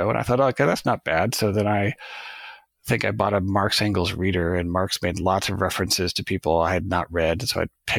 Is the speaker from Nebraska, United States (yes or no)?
yes; Nebraska, United States; I grew up in Nebraska in a relatively conservative Catholic household.